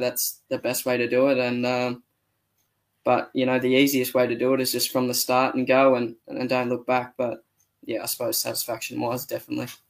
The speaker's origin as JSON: {"language": "English", "country": "Australia"}